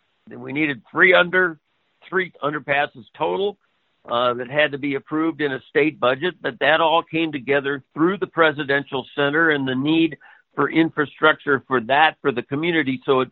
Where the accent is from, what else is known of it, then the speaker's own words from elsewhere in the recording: Chicagoland, Illinois, United States; moved away as an adult; now in Hawaii, United States; even though I grew up in Chicagoland